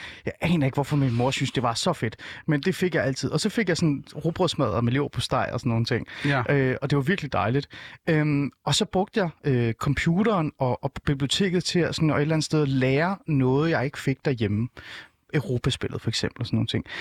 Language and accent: Danish; North Zealand, Capital Region of Denmark, Denmark; Jeg er vokset op i en lille by i Nordsjælland, hvor alle var danskere